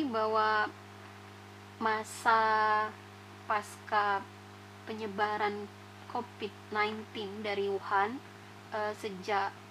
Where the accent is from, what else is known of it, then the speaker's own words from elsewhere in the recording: Palembang, South Sumatra, Indonesia; now in Malang, Indonesia; Namun, asli saya berasal dari Sumatera Selatan, tepatnya di kota MPMP.